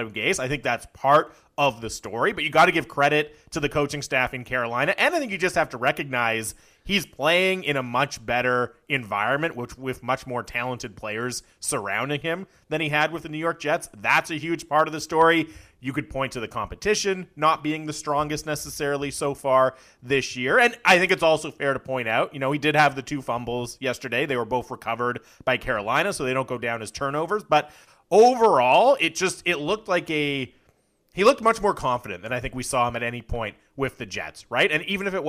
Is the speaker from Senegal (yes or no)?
no; North Vancouver, British Columbia, Canada; I grew up in North Van where the gross grind is